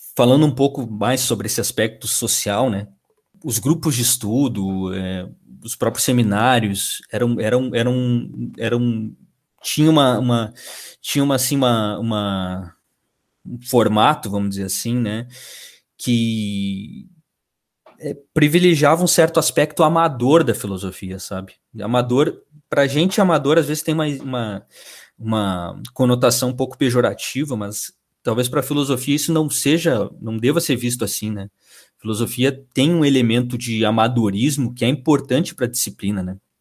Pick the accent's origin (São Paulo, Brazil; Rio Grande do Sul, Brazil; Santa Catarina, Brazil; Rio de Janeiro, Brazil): Rio Grande do Sul, Brazil; Uruguaiana; moved away as an adult; also born or lived in Santa Maria; eu sou natural de Uruguaiana